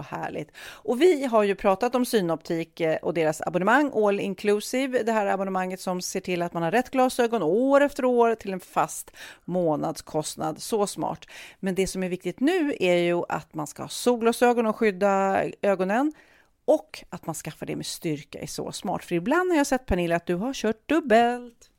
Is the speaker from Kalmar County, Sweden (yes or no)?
no; Storholmen, Stockholm County, Sweden; min, min uppväxt på Storholmen